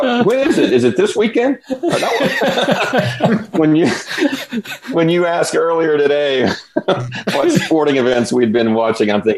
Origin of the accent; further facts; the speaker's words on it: the South, United States; maybe I grew up in the South